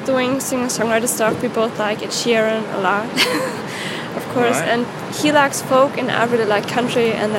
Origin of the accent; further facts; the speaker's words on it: Germany; No, we're from Germany, actually.